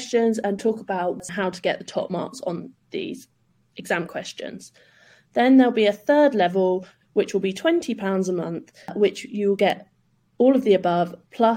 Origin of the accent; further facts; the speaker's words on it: south of England, United Kingdom; also born or lived in London; I am from the south of England.